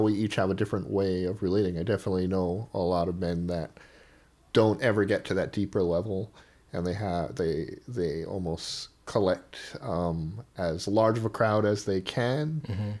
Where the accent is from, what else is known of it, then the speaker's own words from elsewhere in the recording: Oahu, Hawaii, United States; moved away as an adult; now in Portland, United States; Hawaii is such where I grew up at least on Oahu, not the outer islands